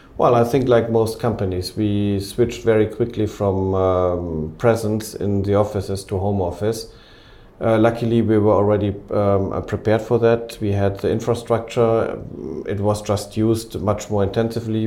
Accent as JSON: {"language": "English", "town": "Cologne", "region": "North Rhine-Westphalia", "country": "Germany", "also_born_or_lived": "Antwerp, Belgium", "moved": "as an adult", "lives_now": "Ukraine", "said": "I'm from Cologne"}